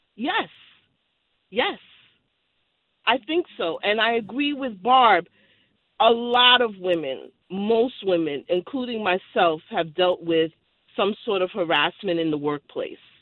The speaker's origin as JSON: {"language": "English", "town": "New York City", "region": "New York", "country": "United States", "tie": "born or raised there", "moved": "yes", "lives_now": "Connecticut, United States", "said": "I live in Connecticut, but born and raised in Brooklyn, New York"}